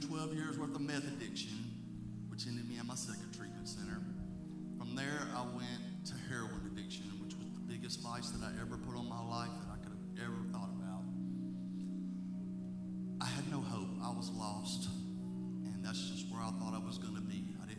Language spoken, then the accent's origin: English; Pottsville, Mississippi, United States; I was born and raised right here in Pottsville, Mississippi, in this church.